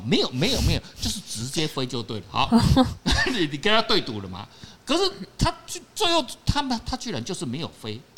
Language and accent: Chinese; Taiwan; 我们台湾人